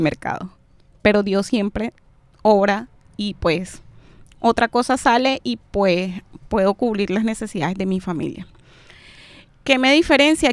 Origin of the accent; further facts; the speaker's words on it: Venezuela; now in Barranquilla, Colombia; Los venezolanos somos